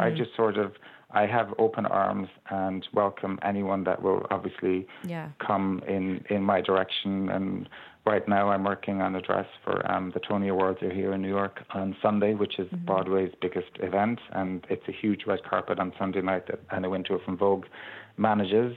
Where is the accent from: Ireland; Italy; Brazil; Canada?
Ireland; Ballyheigue, Munster; we grew up in Ballyhigh on the beach